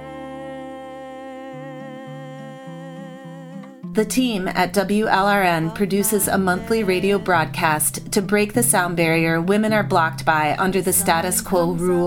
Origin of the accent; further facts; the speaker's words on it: Madison, Wisconsin, United States; Madison, Wisconsin, my hometown